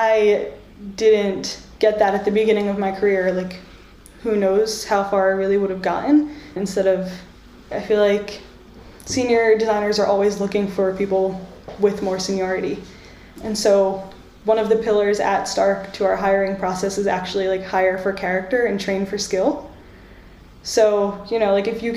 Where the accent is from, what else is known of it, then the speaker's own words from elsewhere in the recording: United States; now in Ireland; I'm a first generation American, I'm Egyptian American